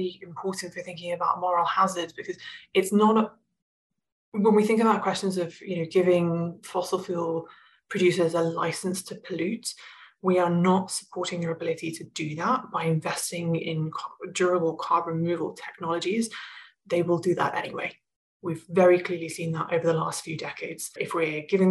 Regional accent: England, United Kingdom; moved away as an adult; also born or lived in Rocky Mountains, Canada; now in Canada; I was born and raised in England and moved out to Canada, to the Rocky Mountains several years ago.

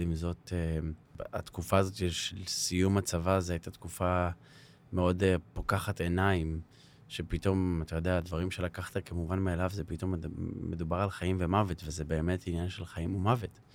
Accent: Herzliya, Tel Aviv District, Israel; אני גדלתי בהרצליה, בשכונת נווה עמל

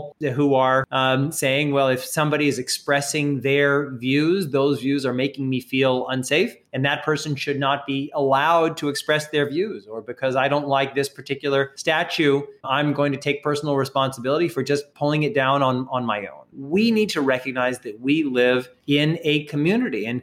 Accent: United States; America, my home country

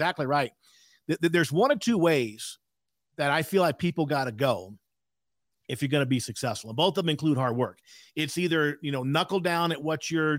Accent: South Louisiana, United States; I was raised in South Louisiana

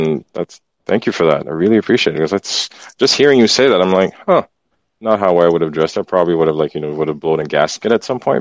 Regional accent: Port-au-Prince, Ouest, Haiti; moved away; I grew up in Haiti, Port-au-Prince

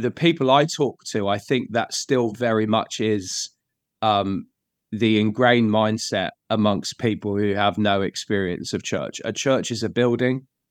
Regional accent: Bedfordshire, East of England, United Kingdom; moved away as an adult; now in London, United Kingdom; I'm originally from um, a place called Bedfordshire. Uh, I moved to London about 19 years ago

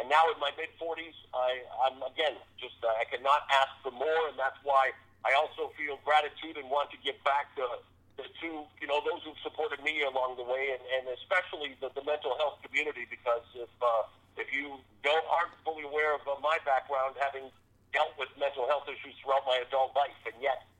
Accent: Canada; growing up in Canada

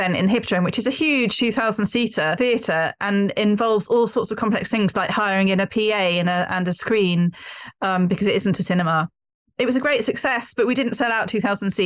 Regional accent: Bristol, South West England, United Kingdom; moved away as an adult; I am from Bristol, but I didn't really know anything about Cary Grant when I was growing up in Bristol, and I moved away and I moved back in 1999

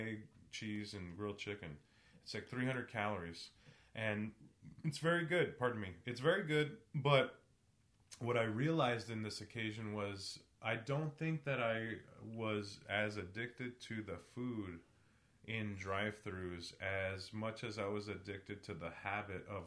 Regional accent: San Antonio, Texas, United States; growing up in San Antonio, Mexican American culture

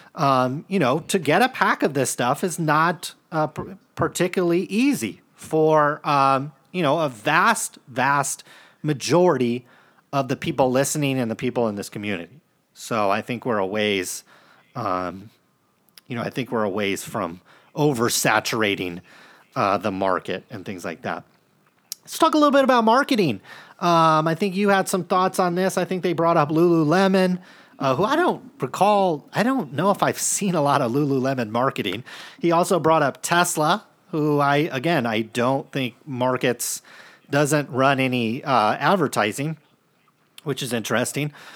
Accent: Stockton, California, United States; we grew up in Stockton

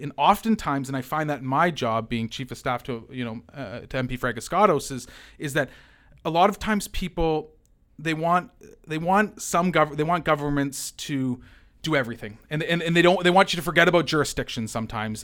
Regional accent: London, Ontario, Canada; I grew up in the East End as a kid, and I used Hem's pool in the summer, right? So I, I, I, I've been a Londoner my entire life

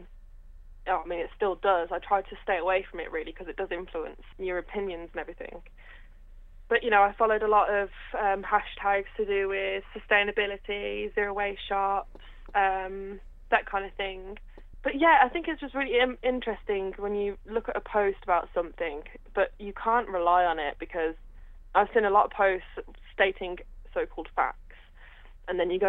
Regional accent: Redditch, West Midlands, United Kingdom; I'm from Redditch

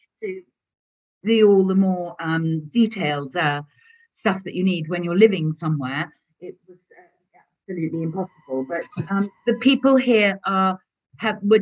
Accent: England, United Kingdom; moved away as an adult; now in France; I'm English

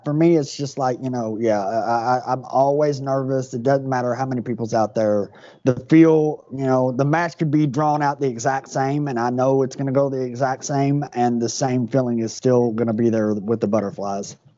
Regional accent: Louisville, Kentucky, United States; So I grew up in Louisville

